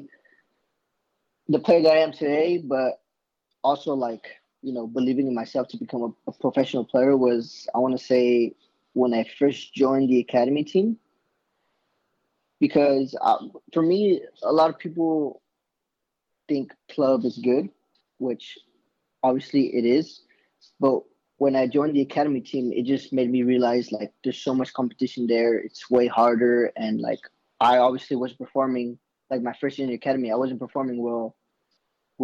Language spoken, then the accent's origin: English; Bakersfield, California, United States; moved away; I'm originally from Bakersfield, California